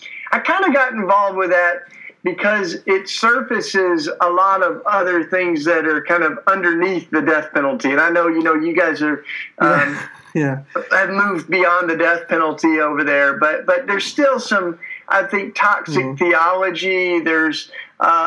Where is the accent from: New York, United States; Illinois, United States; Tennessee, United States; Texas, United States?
Tennessee, United States; moved away as an adult; now in Philadelphia, United States; I'm a Tennessee kid. You can tell by my accent. That's why I talk with such a charming, lovely accent. I grew up down south and came up to Philadelphia to go to school.